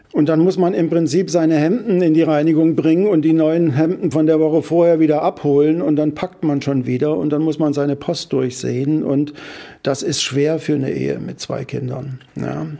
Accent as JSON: {"language": "German", "town": "Dresden", "region": "Saxony", "country": "Germany", "tie": "born or raised there", "also_born_or_lived": "Trier / Hamburg", "moved": "as an adult", "lives_now": "Kiel, Germany", "said": "ich bin ja in Dresden geboren. Mhm und ähm, habe da auch äh, meine Jugend verbracht"}